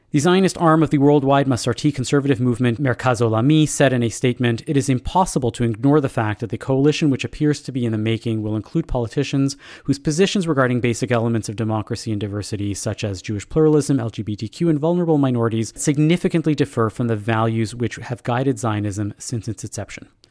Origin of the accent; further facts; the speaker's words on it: Canada; us as Canadian Jews